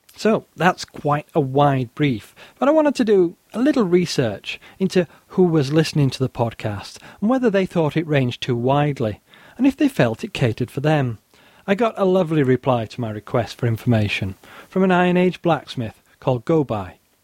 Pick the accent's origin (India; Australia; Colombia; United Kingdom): United Kingdom; the north of England; I am an Englishman raised in the north of England, working class background